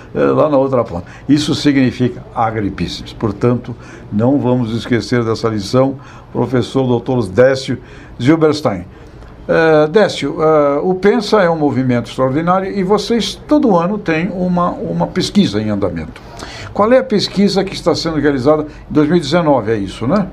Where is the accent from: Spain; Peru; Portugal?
Spain; Asturias; moved away; Lá na minha região da Espanha, Astúrias, cultura da maçã, cultura da cidra